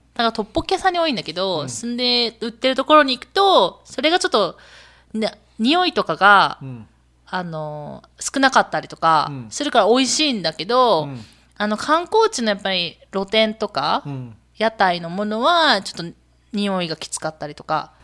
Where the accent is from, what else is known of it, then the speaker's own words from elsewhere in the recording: Japan; 私日本人